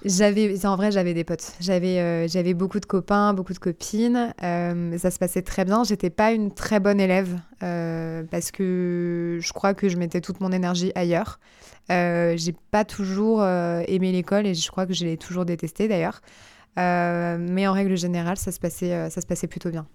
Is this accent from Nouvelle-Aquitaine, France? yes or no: no; Gif-sur-Yvette, Île-de-France, France; je passe toute mon enfance à Gif-sur-Yvette